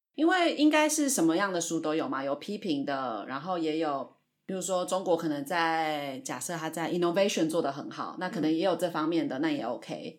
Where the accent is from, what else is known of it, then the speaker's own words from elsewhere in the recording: Taiwan; 我们本身台湾人对中国比较敏感